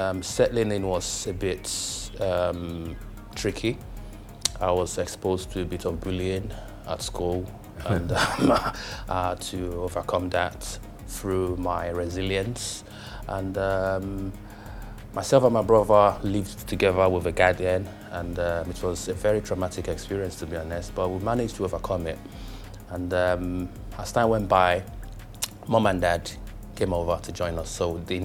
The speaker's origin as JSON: {"language": "English", "region": "London", "country": "United Kingdom", "tie": "born or raised there", "also_born_or_lived": "Lagos, Nigeria / Ilesha, Osun State, Nigeria", "moved": "as an adult", "lives_now": "Dubai, United Arab Emirates", "said": "I more or less went to high school in London, university in London. I grew up in London. My formative years was in London."}